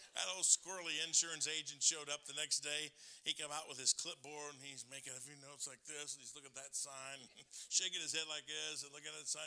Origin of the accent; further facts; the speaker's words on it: Michigan, United States; I grew up in Michigan